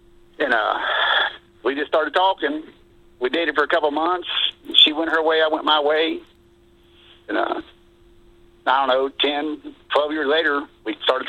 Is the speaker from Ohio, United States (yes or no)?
yes; Butler County, Ohio, United States; Butler County, of course, my hometown